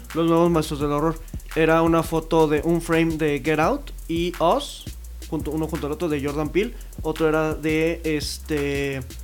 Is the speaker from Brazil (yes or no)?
no; Mexico; identificarse como mexicano